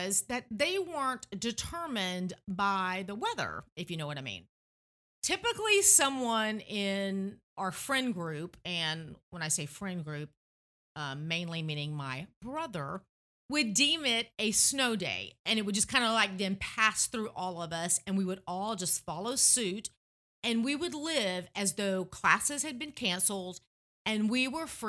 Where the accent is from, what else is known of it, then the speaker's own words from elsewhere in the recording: Tennessee, United States; moved away; growing up in Tennessee